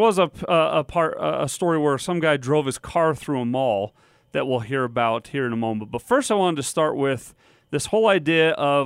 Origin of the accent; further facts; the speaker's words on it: Utah, United States; what we have here growing up